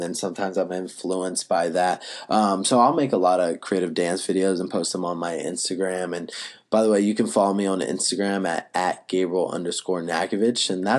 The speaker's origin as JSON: {"language": "English", "region": "the South", "country": "United States", "said": "I'm from the South. I got like this preppy kind of look"}